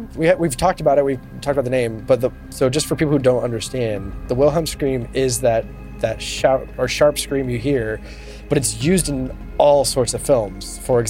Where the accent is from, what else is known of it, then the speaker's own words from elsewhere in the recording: California, United States; I grew up, I was born and raised in California. I've actually only been to Wisconsin, I think, once in my life. I've never been to Green Bay.